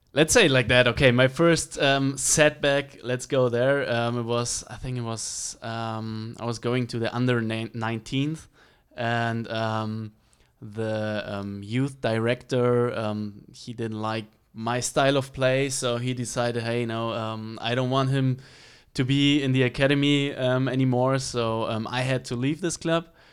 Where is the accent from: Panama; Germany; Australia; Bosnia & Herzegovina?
Germany; Regensburg, Bavaria; English is a second language; moved away as an adult; now in United States; I grew up in Bavaria in the, uh, in Regensburg, so that's the city.